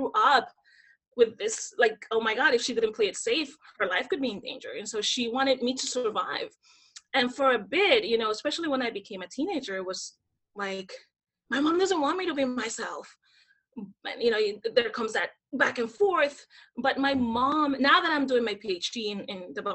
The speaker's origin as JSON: {"language": "English", "country": "Dominican Republic", "tie": "born or raised there", "moved": "yes", "said": "I grew up in the Dominican Republic, born and raised."}